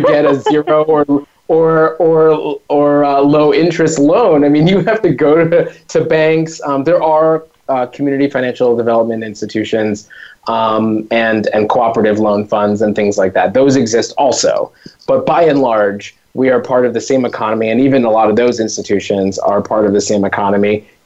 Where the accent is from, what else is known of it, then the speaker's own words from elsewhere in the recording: New York, United States; having grown up in New York and yet being kind of new to this country